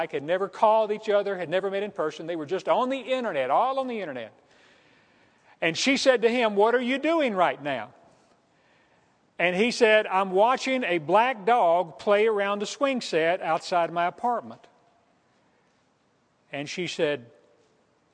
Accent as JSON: {"language": "English", "town": "El Dorado", "region": "Arkansas", "country": "United States", "tie": "born or raised there", "moved": "yes", "said": "the El Dorado newspaper and find out what's going on in my hometown"}